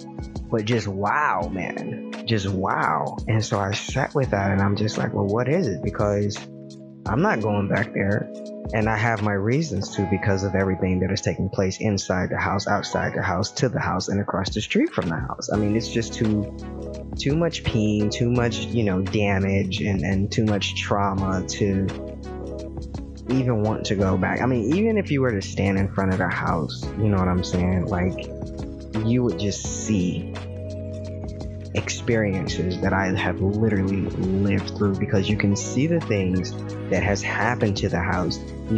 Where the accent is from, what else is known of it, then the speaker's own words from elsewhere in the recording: Michigan, United States; the lottery here in my state is the same or was close to the same in my home state. And let me tell you, it was not.